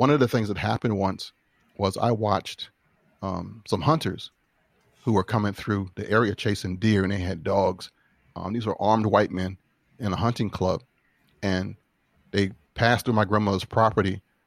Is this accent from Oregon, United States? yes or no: no; Tidewater, Virginia, United States; I was a country boy, um, growing up in Tidewater, Virginia.